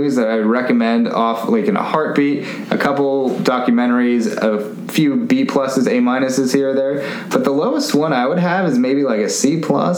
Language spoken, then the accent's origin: English; Santa Cruz, California, United States; I grew up around the Santa Cruz Beach Boardwalk